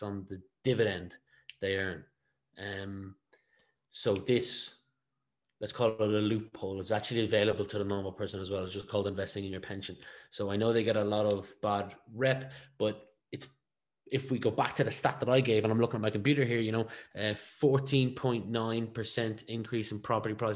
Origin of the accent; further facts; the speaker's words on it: Ireland; we are an English-speaking country, one of two, but we are only one of one in the European Union